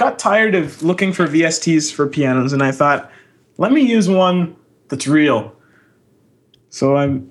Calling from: Oklahoma City, Oklahoma, United States; calling you from Oklahoma City.

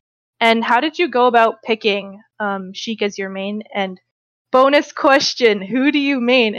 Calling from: Ontario, Canada; Hi, I'm calling in from Canada, Ontario.

